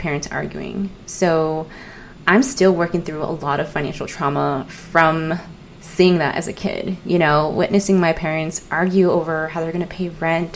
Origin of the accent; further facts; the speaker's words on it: San Diego, California, United States; I grew up in San Diego, California